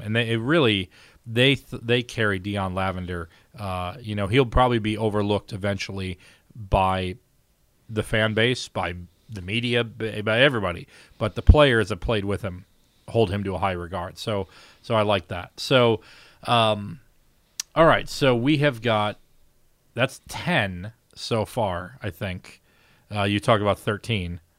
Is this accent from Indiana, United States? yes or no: yes; Valparaiso, Indiana, United States; I'm from Valpo